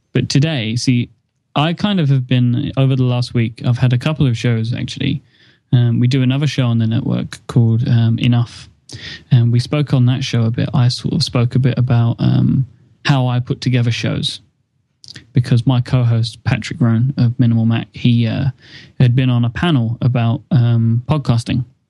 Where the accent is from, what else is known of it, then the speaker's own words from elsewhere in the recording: United Kingdom; I'm British